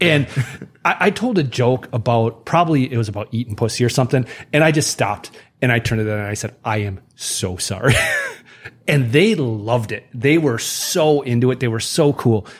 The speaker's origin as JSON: {"language": "English", "region": "Wisconsin", "country": "United States", "said": "I'm from Wisconsin"}